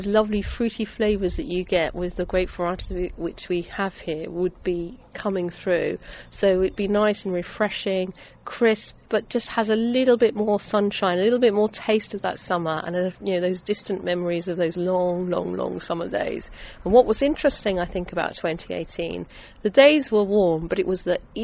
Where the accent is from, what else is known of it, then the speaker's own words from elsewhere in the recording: Essex, East of England, United Kingdom; I'm an Essex girl, born and bred, really proud of the county that I grew up